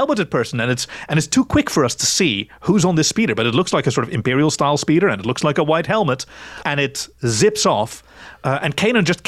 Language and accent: English; Northern Ireland, United Kingdom; I'm from Northern Ireland